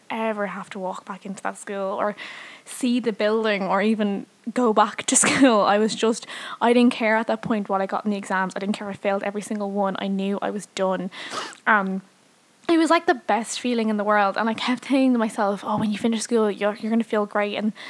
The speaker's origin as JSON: {"language": "English", "town": "Dublin", "region": "Leinster", "country": "Ireland", "tie": "born or raised there", "said": "obviously. I'm 22 and I'm from Dublin. I've always lived in Dublin, so I'm born and raised here."}